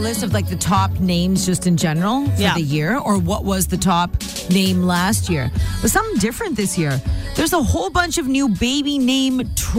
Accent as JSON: {"language": "English", "country": "India", "said": "I'm Indian."}